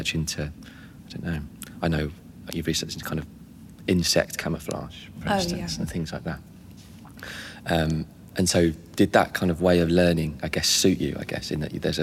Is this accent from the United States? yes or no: no; Gravesend, South East England, United Kingdom; I'm from Gravesend